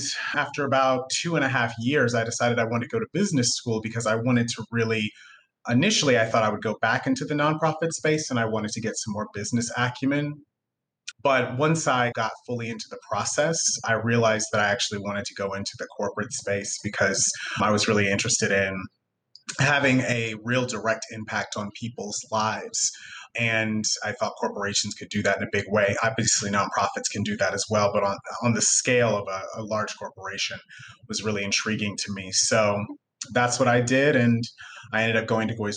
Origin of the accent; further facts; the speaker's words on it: Jonesboro, Arkansas, United States; I grew up in Arkansas in a town called Jonesboro